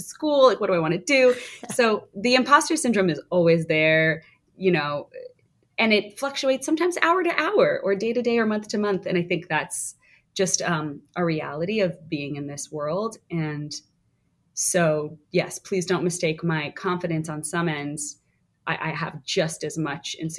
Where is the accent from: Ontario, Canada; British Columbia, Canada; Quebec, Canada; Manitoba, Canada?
Ontario, Canada; just outside of Toronto; moved away as an adult; now in New York, United States; I grew up just outside of Toronto, Canada